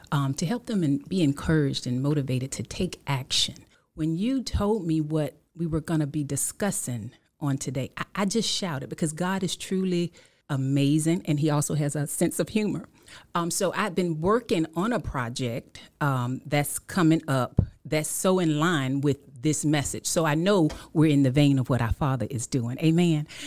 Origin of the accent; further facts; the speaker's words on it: Killeen, Texas, United States; also born or lived in Washington, D.C.; I'm from Killeen, Texas, um, by way of Washington, D.C.